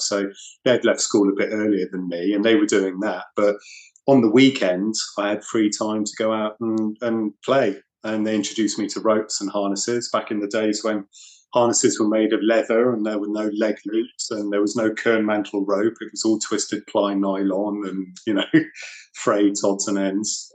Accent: New Forest, South East England, United Kingdom; I grew up in the New Forest

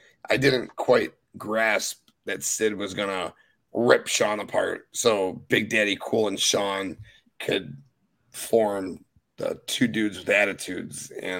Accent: Chicago, Illinois, United States; When Hulk Hogan turned heel, I was a kid in the Wisconsin. I'm from Chicago.

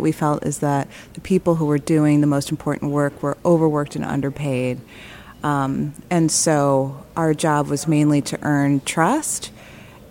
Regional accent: Chicago, Illinois, United States; moved away as an adult; also born or lived in Michigan; now in Detroit, United States; I am from Chicago, South Side

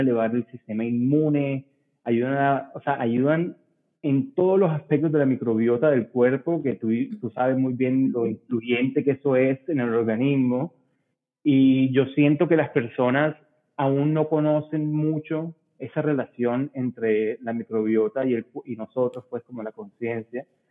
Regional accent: Barranquilla, Atlántico, Colombia; Soy barranquillero em, de ascendencia libanesa

